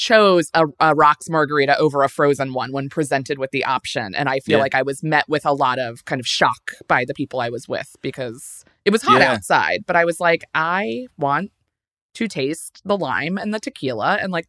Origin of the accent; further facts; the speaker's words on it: Maryland, United States; now in New York, United States; I grew up in Maryland, but I've been here for 16 or 17 years now